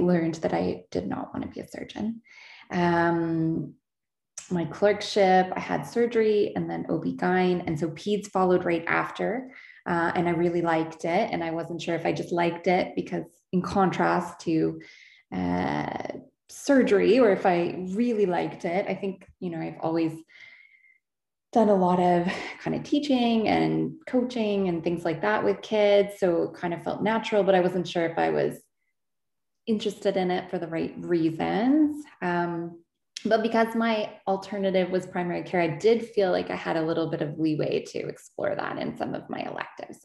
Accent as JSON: {"language": "English", "region": "Ontario", "country": "Canada", "also_born_or_lived": "Halifax", "lives_now": "London, Canada", "said": "I'm from Ontario"}